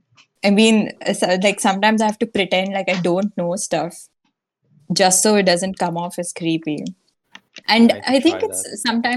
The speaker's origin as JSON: {"language": "English", "country": "India", "said": "we're from India."}